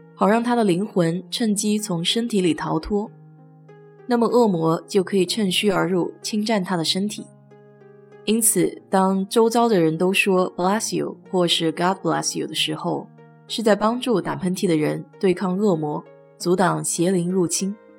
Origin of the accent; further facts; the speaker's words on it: China; now in United States; 我们中国人打碎玩，喜欢来句碎碎平安